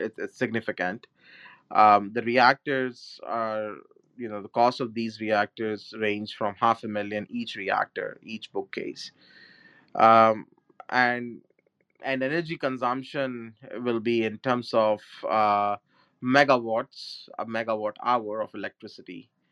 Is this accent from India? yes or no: yes; India; moved away; my home country india